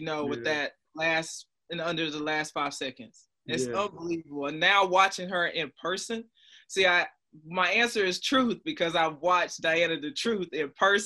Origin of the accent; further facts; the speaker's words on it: North Carolina, United States; I'm from North Carolina.